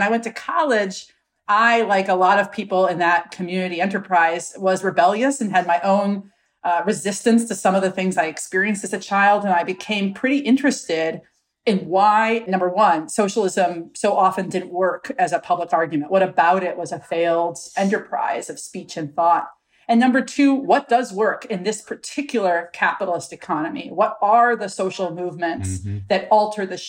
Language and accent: English; Milwaukee, Wisconsin, United States; I was raised in Milwaukee, Wisconsin